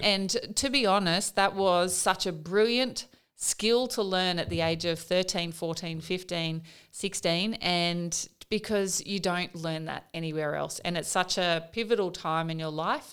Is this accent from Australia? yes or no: yes; Katherine, Northern Territory, Australia; also born or lived in Wave Hill; I was born in Catherine in the Northern Territory, so, uh, in an Aboriginal community